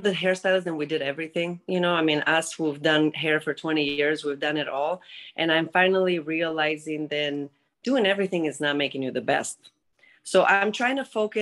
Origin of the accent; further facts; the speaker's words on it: Greece; English is a second language; moved away; I'm originally from Greece, since you said about my accent earlier.